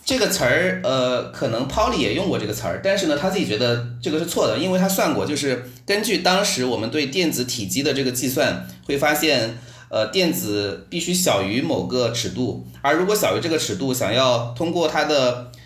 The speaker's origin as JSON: {"language": "Chinese", "town": "Nanjing", "region": "Jiangsu", "country": "China", "also_born_or_lived": "Xi'an", "moved": "as an adult", "lives_now": "Darmstadt, Germany", "said": "高考的时候我是南京人"}